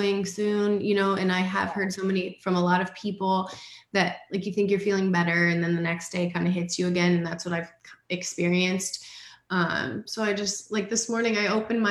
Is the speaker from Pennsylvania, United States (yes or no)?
no; Iowa, United States; born or raised there; moved away